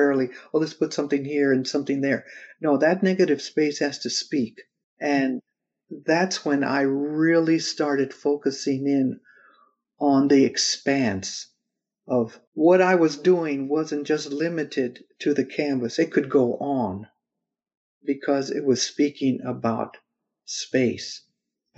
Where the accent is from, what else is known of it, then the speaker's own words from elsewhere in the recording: California, United States; growing up in California and seeing just fields going forever